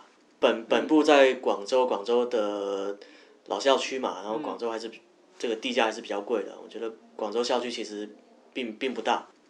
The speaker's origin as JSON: {"language": "Chinese", "country": "Taiwan", "also_born_or_lived": "Guangzhou", "moved": "as an adult", "said": "我是台湾人，"}